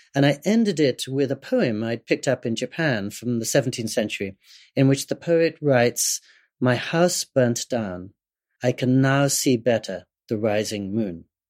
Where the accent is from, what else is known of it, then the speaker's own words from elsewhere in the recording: England, United Kingdom; I was growing up in England